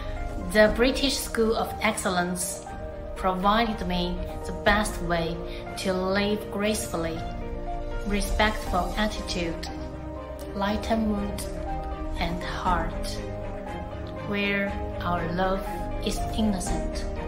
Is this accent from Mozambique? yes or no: no; Italy; I'm a ballerina from Italy.